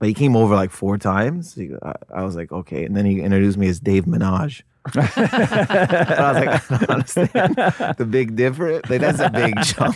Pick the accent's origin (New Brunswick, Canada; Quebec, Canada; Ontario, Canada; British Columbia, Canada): Ontario, Canada; Windsor; I grew up in Windsor, Ontario.